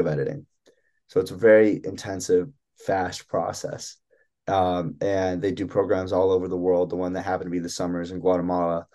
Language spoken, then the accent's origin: English; Evanston, Illinois, United States; moved away as an adult; also born or lived in Ann Arbor, Michigan; I'm from Evanston, Illinois. And growing up, I never had that kind of Arab identity